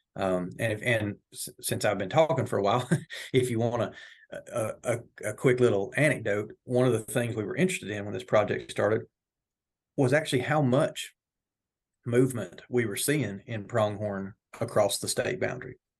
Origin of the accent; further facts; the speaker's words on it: Northwest Georgia, United States; moved away as an adult; also born or lived in North Carolina; now in Oklahoma, United States; I'm originally from Northwest Georgia.